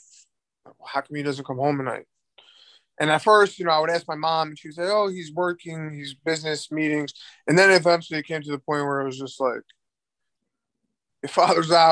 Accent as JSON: {"language": "English", "area": "Nassau County, Long Island, later Queens", "region": "New York", "country": "United States", "tie": "born or raised there", "said": "I grew up in, for the first half of my life, in Nassau County in Long Island"}